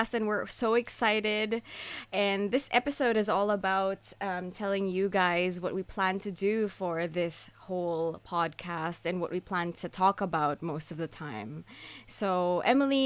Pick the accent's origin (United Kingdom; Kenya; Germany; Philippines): Philippines; now in Japan; I am currently living in Japan, but I grew up in the Philippines